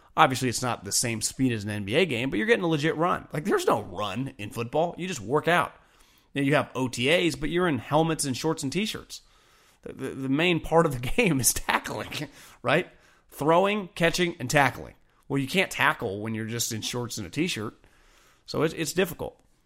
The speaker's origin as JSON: {"language": "English", "town": "Davis", "region": "California", "country": "United States", "tie": "born or raised there", "also_born_or_lived": "Bay Area, California", "said": "I grew up in Davis, California"}